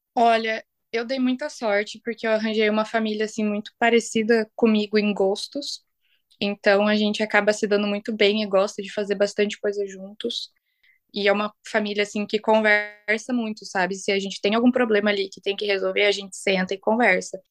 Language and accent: Portuguese; Brazil; moved away as an adult; now in Iceland; eu sou brasileira